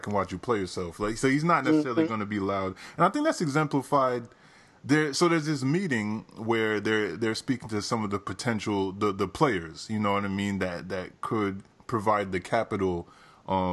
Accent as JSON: {"language": "English", "country": "Jamaica", "said": "as a Jamaican myself"}